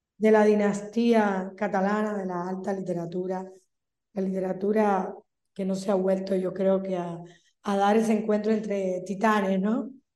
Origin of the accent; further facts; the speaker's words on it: Cuba; moved away; soy una cubana empernida